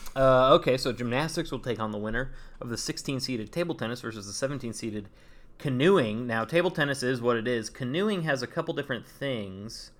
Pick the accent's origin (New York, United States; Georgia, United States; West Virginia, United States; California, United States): California, United States; Saratoga; I'm from, I'm from Saratoga, California.